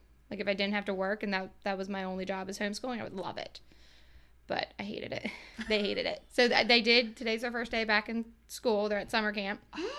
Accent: North East / Elk Neck, Maryland, United States; I grew up in Northeast Elk Neck. We live in Elk Neck now, and I'm all about the small town feel and all that good stuff.

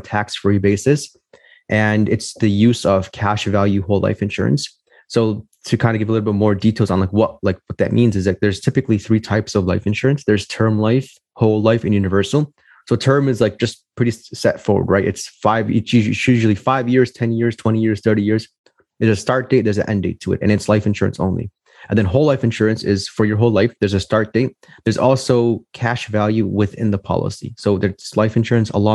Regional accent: Chicago, Illinois, United States; I'm from Chicago, Illinois, born and raised here

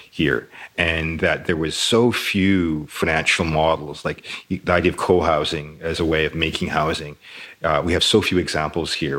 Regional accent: Toronto, Ontario, Canada; I grew up in Toronto

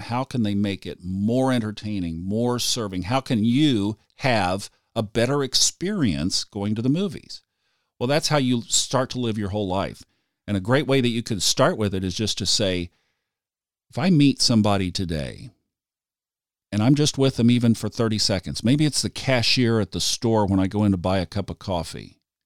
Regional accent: Tulsa, Oklahoma, United States; I grew up in Tulsa, Oklahoma

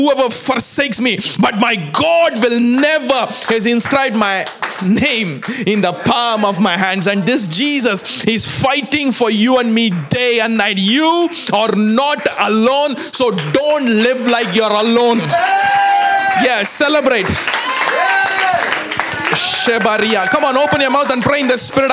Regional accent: India; moved away; I come from India

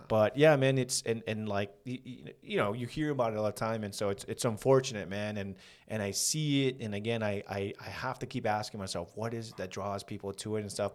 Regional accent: San Fernando, California, United States; We, we grew up in San Fernando.

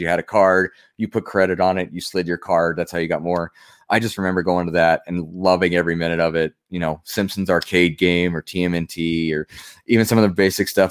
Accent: Pueblo, Colorado, United States; The state fair for Colorado is in my hometown.

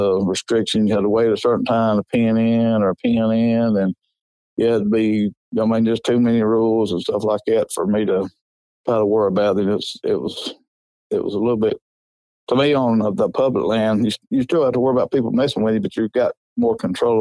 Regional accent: Coleman County, Alabama, United States; I'm from Coleman County. It's halfway between Birmingham and Huntsville.

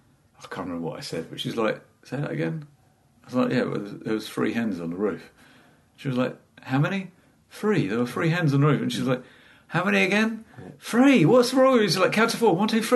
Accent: England, United Kingdom; am I, as an English guy, going to do the voice of whichever Irish person I'm interacting with in an Irish accent or not?

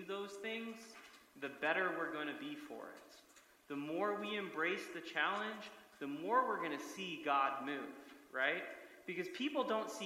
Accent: United States; I love many things about being American

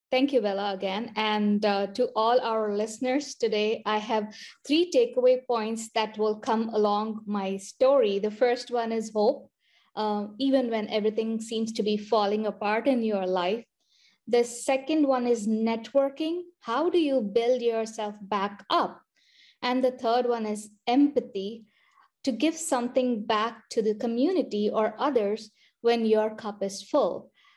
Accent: India; moved away as an adult; also born or lived in Michigan / Iowa / Harrisburg, Pennsylvania; now in United States; I went to medical school in India, finished my med school there

